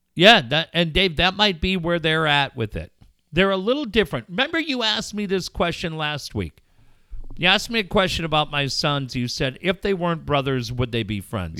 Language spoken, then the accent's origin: English; Richfield, United States; born or raised there; moved away; also born or lived in North County San Diego / Solana Beach